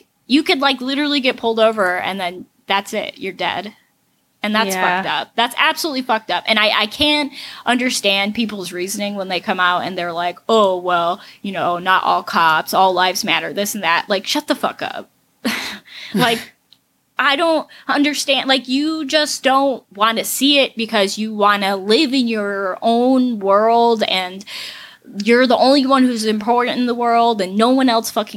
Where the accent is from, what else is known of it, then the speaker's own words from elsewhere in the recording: Pahrump, Nevada, United States; moved away; I grew up in Pahrump, which is bigger than Laughlin